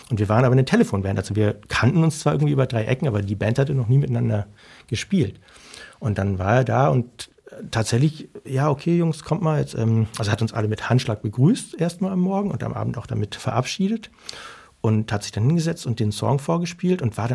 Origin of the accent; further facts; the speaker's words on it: Germany; ich bin aus Deutschland und ich habe einen guten Freund und der wird so gern bei ihm Unterricht nehmen.